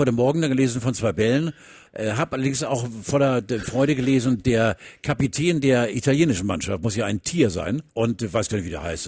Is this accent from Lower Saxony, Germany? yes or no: no; Hamburg, Germany; ich komme aus Hamburg